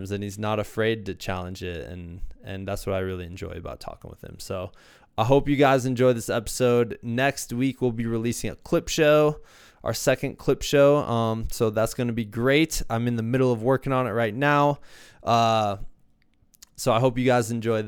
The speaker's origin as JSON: {"language": "English", "region": "Iowa", "country": "United States", "moved": "yes", "lives_now": "Colorado, United States", "said": "I'm from Iowa"}